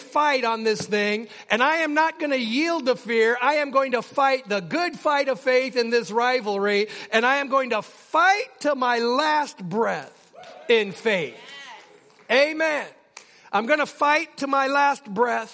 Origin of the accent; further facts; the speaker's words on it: Utqiagvik, Alaska, United States; when I was a kid, I grew up in Barrow